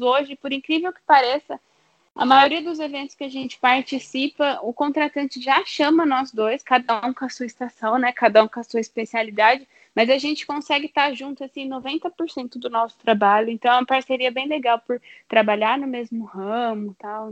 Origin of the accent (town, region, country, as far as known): Brazil